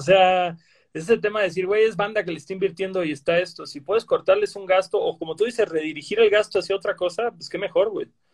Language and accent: Spanish; Cancún, Quintana Roo, Mexico; yo que crecí en Cancún